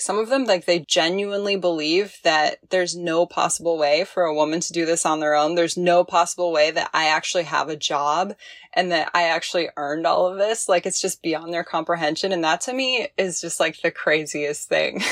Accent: Midwest, United States; moved away as an adult; also born or lived in Arkansas / Hawaii / Seattle / Monterey, California; I was born in Arkansas. I grew up in the Midwest

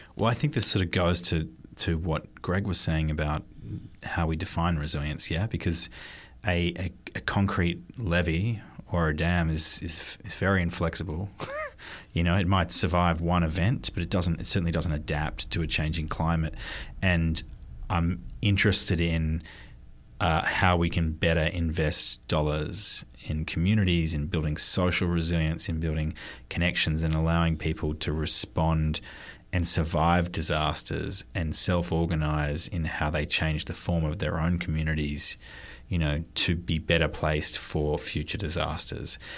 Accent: New South Wales, Australia; moved away as an adult; now in San Francisco, United States; My home state of New South Wales

